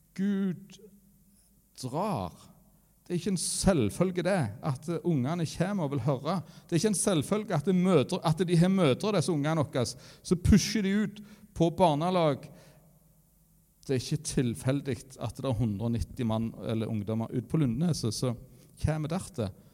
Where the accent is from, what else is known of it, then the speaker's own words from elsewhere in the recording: Varhaug, Rogaland, Norway; jeg kommer fra Varhaug